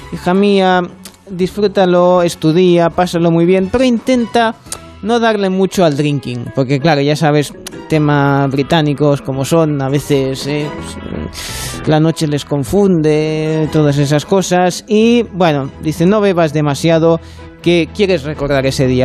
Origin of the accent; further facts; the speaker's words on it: France; como francés, para mí